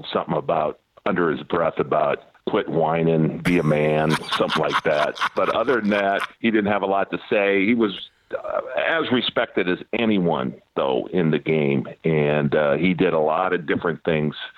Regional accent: St. Anne, Illinois, United States; moved away; also born or lived in Milwaukee / Seattle; I had a ton of buddies that I grew up with back in Wichert, St. Anne area in Illinois

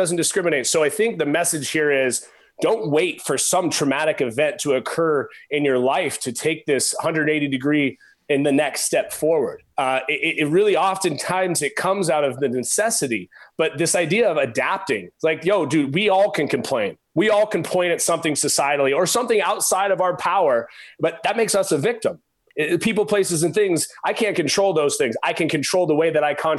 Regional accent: Oregon, United States; I was a skinny pencil neck kid growing up in Oregon

